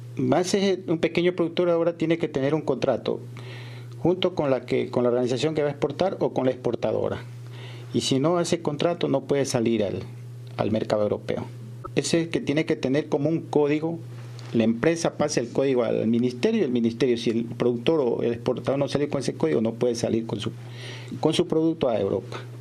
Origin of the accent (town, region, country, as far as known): Ecuador